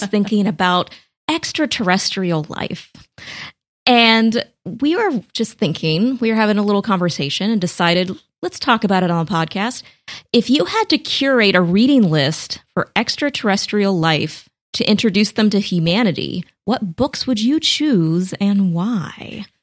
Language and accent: English; United States; as an American